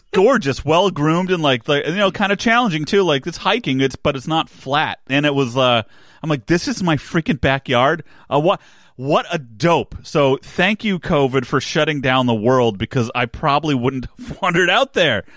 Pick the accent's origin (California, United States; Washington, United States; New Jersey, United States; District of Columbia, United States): New Jersey, United States; I grew up in New Jersey